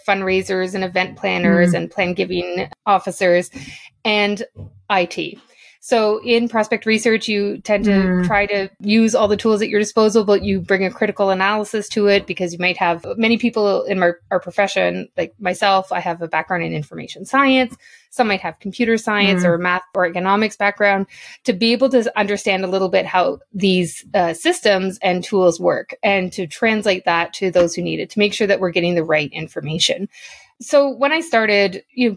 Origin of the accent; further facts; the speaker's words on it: Northern Ontario, Canada; now in Toronto, Canada; I'm originally from Northern Ontario